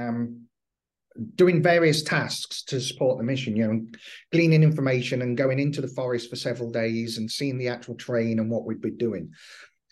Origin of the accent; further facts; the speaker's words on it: England, United Kingdom; Being English